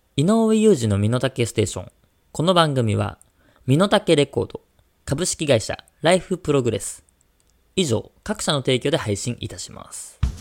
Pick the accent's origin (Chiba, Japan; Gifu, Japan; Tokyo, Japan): Tokyo, Japan; now in Kanagawa, Japan; もう東京生まれで東京育ち。で、今もう神奈川住んでる